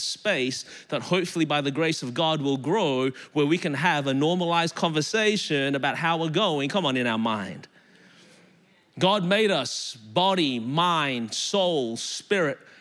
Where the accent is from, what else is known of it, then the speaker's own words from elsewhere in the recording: Melbourne, Victoria, Australia; moved away as an adult; now in Anderson, United States; I live in Anderson, South Carolina now, born and raised in Melbourne, Australia. That's the reason my voice is this way.